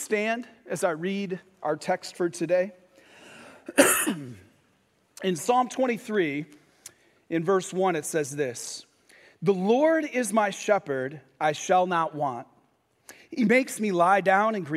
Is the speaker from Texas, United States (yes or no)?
no; Michigan, United States; I grew up in Michigan, and I left the east side of the state to go to the west side of the state for college